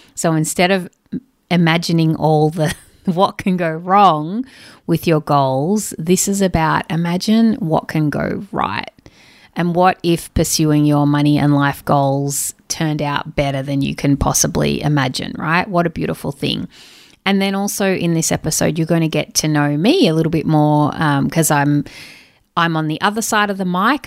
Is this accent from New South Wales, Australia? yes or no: yes; Sydney, New South Wales, Australia; I'm from Sydney, Australia.